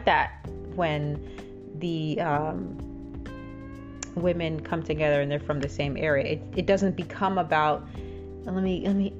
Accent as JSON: {"language": "English", "country": "Jamaica", "moved": "yes", "lives_now": "United States", "said": "I'm from a small island in the Caribbean, and I don't identify myself as that. You know, I'm very proud of where I'm from, and I'm very happy. It's Jamaica"}